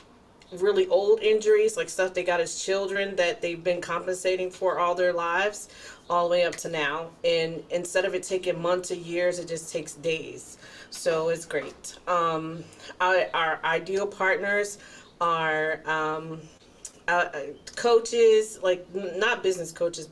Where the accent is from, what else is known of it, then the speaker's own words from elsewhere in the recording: Philadelphia, Pennsylvania, United States; now in Greenville, United States; I am currently in Greenville, South Carolina. I'm originally from Philadelphia, Pennsylvania